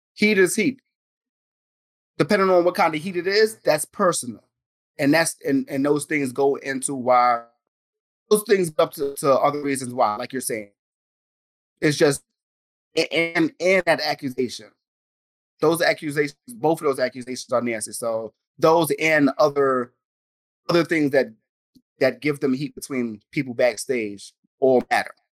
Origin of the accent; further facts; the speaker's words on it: New York City, New York, United States; we're from New York. We're from the Bronx